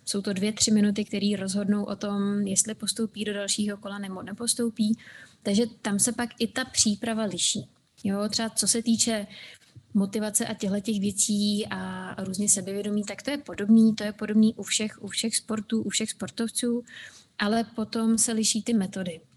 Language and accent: Czech; Czechia; also born or lived in United States / Scotland; u nás v Čechách